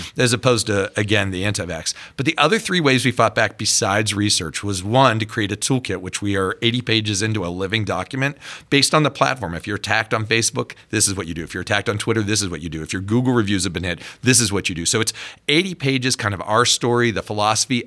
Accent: Pittsburgh, Pennsylvania, United States; pediatrician, born and raised in Pittsburgh, stayed there

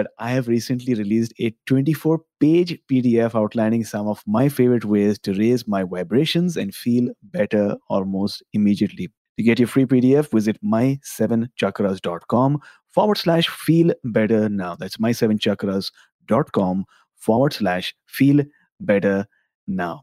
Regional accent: India; moved away; I grew up in India

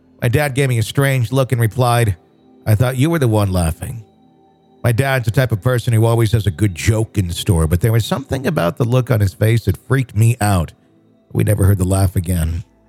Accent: Sweden; I'm from Sweden.

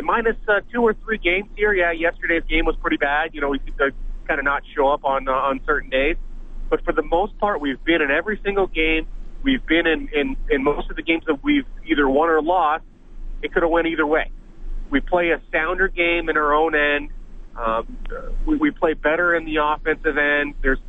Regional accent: Windsor, Ontario, Canada; I grew up in Windsor, Ontario.

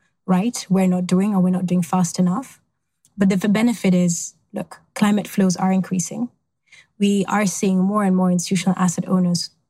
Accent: Ukraine; moved away; also born or lived in Kenya; I was born in a steel town in Ukraine, which provided a lot of the most secure jobs.

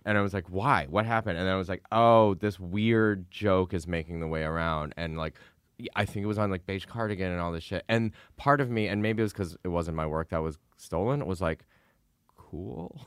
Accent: Midwest, United States; moved away; we're both from the Midwest

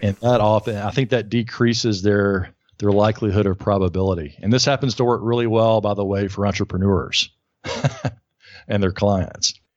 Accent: Alabama, United States; now in New York, United States; I'm from Alabama, living in New York

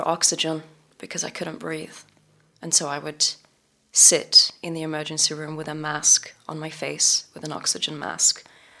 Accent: England, United Kingdom; moved away as an adult; now in Los Angeles, United States; And this was in Los Angeles when I moved from England to LA.

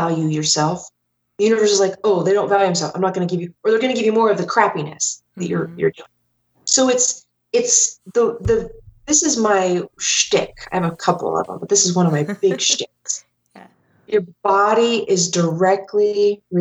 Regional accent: Ohio, United States; moved away as an adult; also born or lived in Denver, Colorado; I grew up in Ohio, and like most Midwesterners

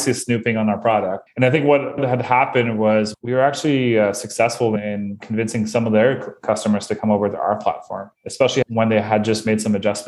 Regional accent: Bathurst, New Brunswick, Canada; now in Moncton, Canada; I am originally from Bathurst, New Brunswick, which is even a smaller place

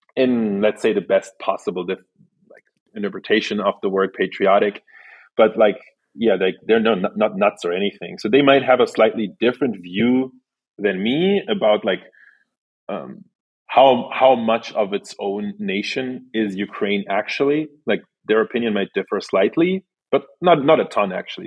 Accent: Berlin, Germany; also born or lived in Saint Petersburg, Russia; then I moved to Germany, which is where I grew up, in Berlin, Germany

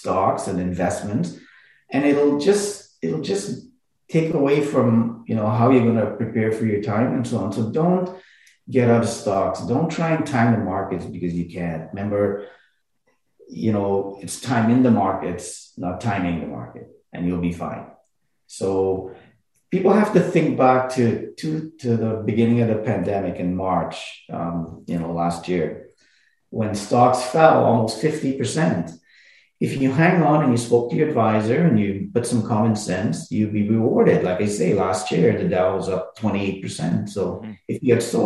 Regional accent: Montreal, Quebec, Canada; I grew up in Montreal

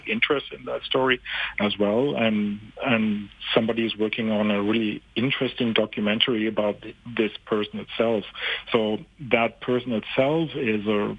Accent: Germany; moved away as an adult; now in Canada; I'm originally from Germany, and we moved to Canada some years ago

